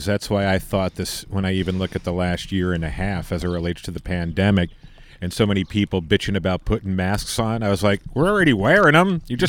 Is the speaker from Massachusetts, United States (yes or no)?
no; Topanga, California, United States; It's my hometown, baby.